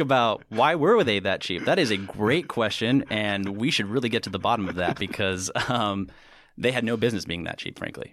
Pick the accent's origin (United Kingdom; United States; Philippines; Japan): United States; St. Helena, California; town that I basically grew up